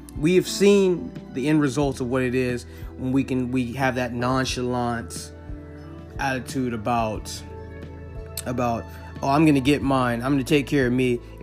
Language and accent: English; Inglewood, California, United States; also born or lived in Baruta, Caracas, Venezuela; I grew up in Inglewood, California.